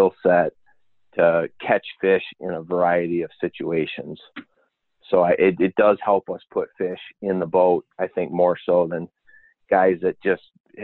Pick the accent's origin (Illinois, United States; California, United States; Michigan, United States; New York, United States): Michigan, United States; Petoskey; I grew up in Petoskey